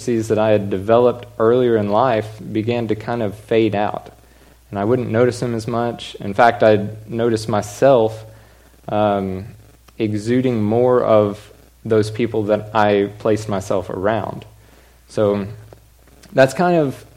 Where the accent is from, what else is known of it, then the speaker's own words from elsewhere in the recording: Allen, Texas, United States; also born or lived in Stephenville, Texas; my whole life, I grew up in Allen